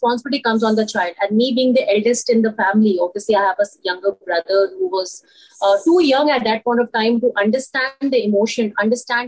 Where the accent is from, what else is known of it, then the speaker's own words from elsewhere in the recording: Varanasi, Uttar Pradesh, India; moved away as an adult; also born or lived in Europe; my complete upbringing is in Varanasi